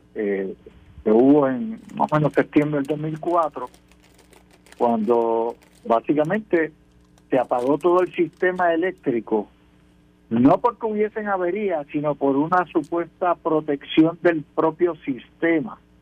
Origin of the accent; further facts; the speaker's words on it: San Lorenzo, Puerto Rico; en mi pueblo en San Lorenzo, montaña